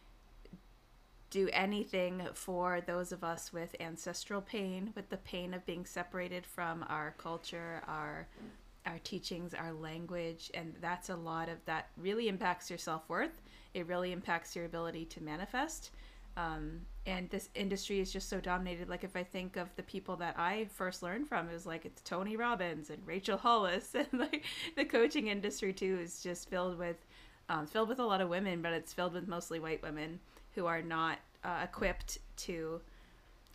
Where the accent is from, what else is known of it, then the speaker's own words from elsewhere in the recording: Tyendinaga Mohawk Territory, southern Ontario, Canada; born and raised in Tiendanega Mohawk Territory, which is a small First Nations reservation in southern Ontario